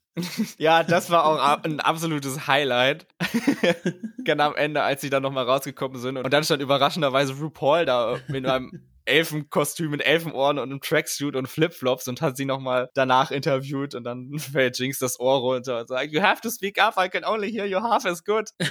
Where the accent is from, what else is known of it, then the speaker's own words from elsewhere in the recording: Northern Germany, Germany; bei uns in Norddeutschland